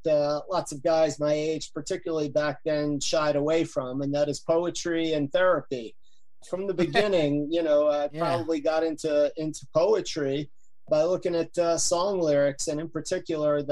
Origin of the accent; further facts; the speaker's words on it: Yonkers, New York, United States; I'm from Yonkers, right outside New York City